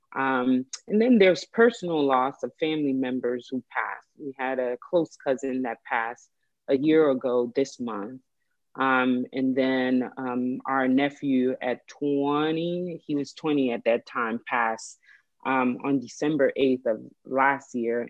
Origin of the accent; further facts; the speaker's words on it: Haiti; now in United States; I was born in Haiti